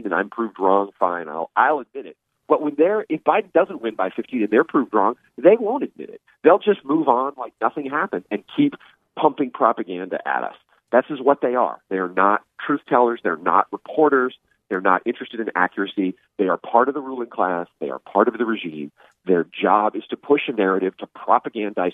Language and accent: English; California, United States; moved away; I'm from California originally, and my ancestors have been in California since they came to the United States in the 19th century